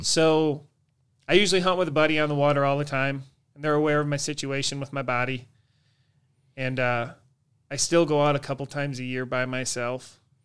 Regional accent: Horicon Marsh, Wisconsin, United States; I grew up on the Horicon Marsh in Wisconsin

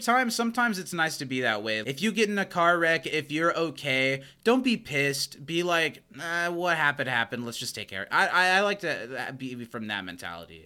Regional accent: United States; I'm an American

